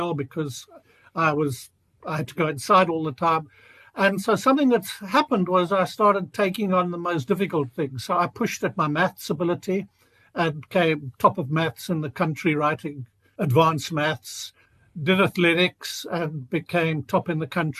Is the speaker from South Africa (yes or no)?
yes; Cape Town, Western Cape, South Africa; I grew up in Cape Town, went to all boys private schools